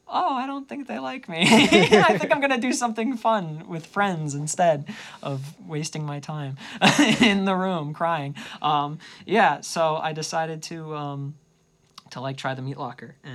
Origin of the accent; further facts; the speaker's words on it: New Jersey, United States; It's rough growing up in New Jersey